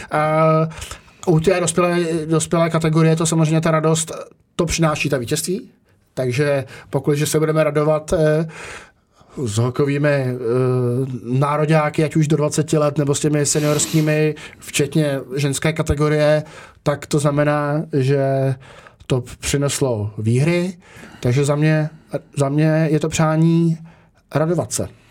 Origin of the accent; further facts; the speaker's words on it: Czechia; jsem Čech